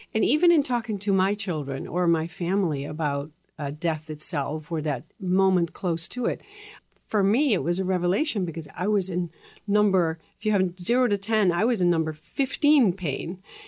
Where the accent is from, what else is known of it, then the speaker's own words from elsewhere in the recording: Netherlands; English is a second language; moved away as an adult; also born or lived in Texas, United States / Boston, United States; now in United States; I came from the Netherlands, and I had finished my high school